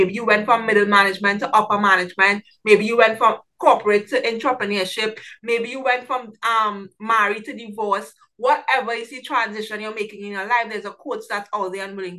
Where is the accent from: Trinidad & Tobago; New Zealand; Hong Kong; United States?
Trinidad & Tobago; I'm from Trinidad and Tobago, so I work with a lot of people throughout the Caribbean